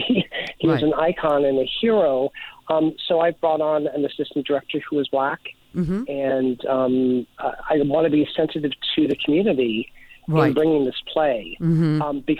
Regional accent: the South, United States; I grew up in the South

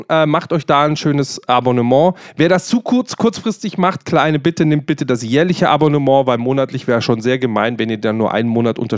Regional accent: Eichenau, Bavaria, Germany; born there; ich bin aber in Eichenau geboren, ich bin gebürtiger Eichenauer, Hausgeburt.

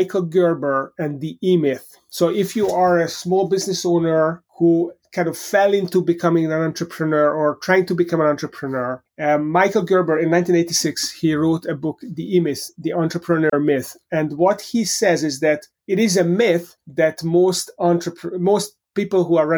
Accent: Hungary; moved away as an adult; also born or lived in Europe; now in United States; I grew up in Hungary

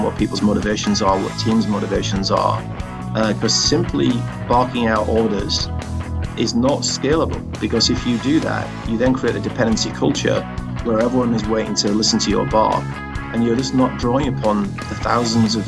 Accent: the north of England, United Kingdom; accent: Northern English; my Northern English accent

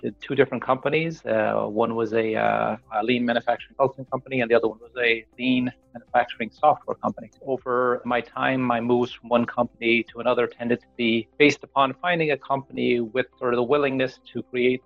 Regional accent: Tipperary, Munster, Ireland; moved away as an adult; also born or lived in Dublin, Ireland; now in Connecticut, United States; I spent most of my time in Tipperary. I grew up on a farm, which was a horse and chicken farm.

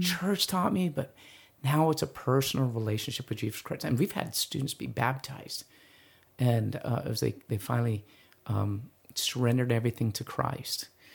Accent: East Valley, Arizona, United States; I'm from the East Valley

